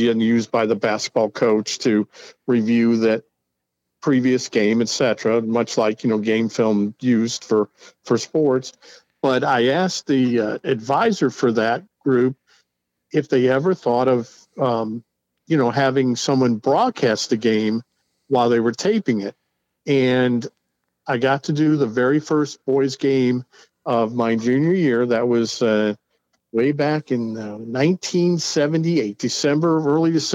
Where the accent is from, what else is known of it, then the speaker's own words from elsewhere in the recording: Binghamton, New York, United States; moved away as an adult; also born or lived in Dayton area, Ohio; now in Dayton, United States; I'm from the beautiful upstate New York community of Binghamton, New York